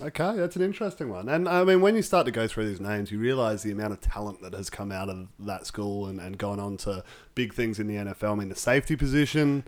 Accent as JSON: {"language": "English", "country": "Australia", "said": "as an Australian fan"}